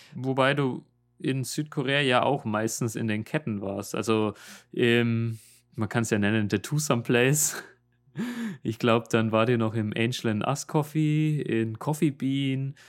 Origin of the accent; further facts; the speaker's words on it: Germany; accent: German; moved away as an adult; now in Seoul, South Korea; du hast so einen krassen deutschen Akzent